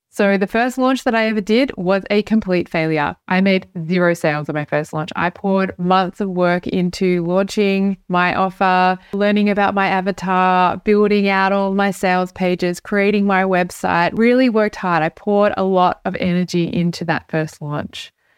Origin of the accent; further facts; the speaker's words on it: Australia; now in Europe; I'm an Australian. I live in Europe